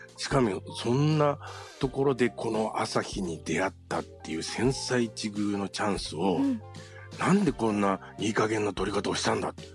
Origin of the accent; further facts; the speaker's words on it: Yokohama, Kanagawa, Japan; also born or lived in Kozushima; 地元の横浜に戻ってきたんですけれども